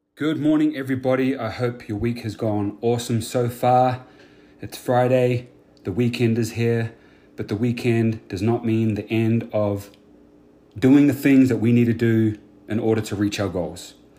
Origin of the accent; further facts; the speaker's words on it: New Zealand; now in United States; I was born and raised in New Zealand.